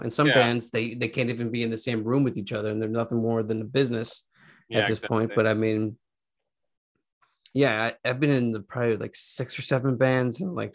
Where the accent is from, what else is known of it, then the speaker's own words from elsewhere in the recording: Philadelphia, Pennsylvania, United States; also born or lived in Los Angeles; now in Philadelphia, United States; I'm from Philadelphia